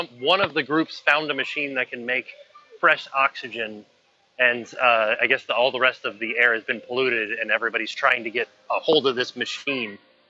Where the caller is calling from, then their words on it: Florida, United States; I am calling from outside of the Lost and Found at Universal Studios, Florida.